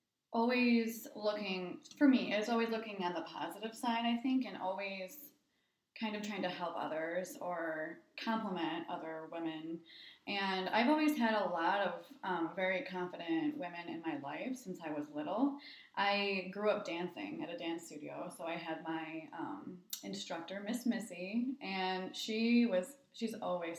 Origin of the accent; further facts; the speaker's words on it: Linwood, Michigan, United States; also born or lived in East Lansing, Michigan / Ann Arbor, Michigan; now in Bay City, United States; I grew up in Linwood.